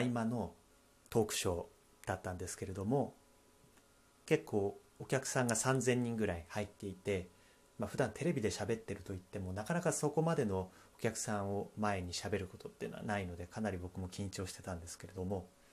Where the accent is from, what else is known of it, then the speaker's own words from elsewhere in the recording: Akita, Japan; 私、まあ、秋田出身